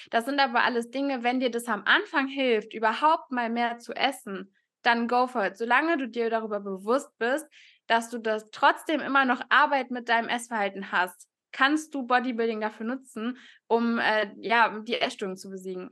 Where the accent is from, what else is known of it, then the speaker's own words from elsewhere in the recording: Cologne, North Rhine-Westphalia, Germany; ich komme aus Köln, studiere aktuell noch ähm, Sportwissenschaften an der Sporthochschule